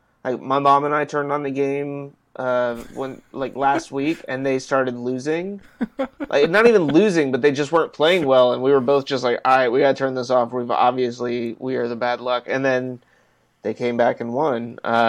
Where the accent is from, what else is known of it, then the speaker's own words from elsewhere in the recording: California, United States; moved away; Growing up in California